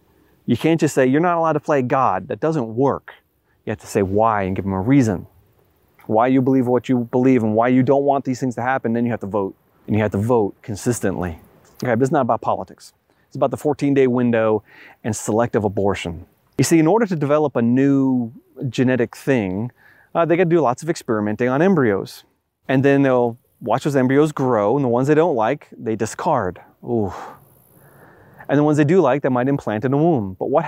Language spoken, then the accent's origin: English; Long Island, New York, United States; I grew up in Long Island, New York, the epicenter of the Lyme epidemic.